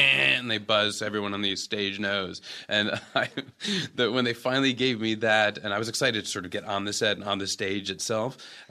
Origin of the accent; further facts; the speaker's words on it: New Rochelle, New York, United States; I grew up in New Rochelle, New York, in the suburbs, 45 minutes north of the city